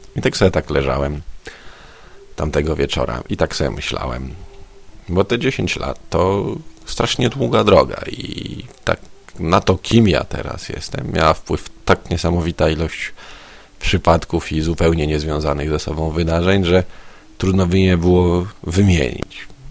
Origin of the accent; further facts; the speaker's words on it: Konstancin-Jeziorna, Masovian Voivodeship, Poland; moved away as an adult; also born or lived in Warsaw; siedzenia w rodzinnym Konstancinie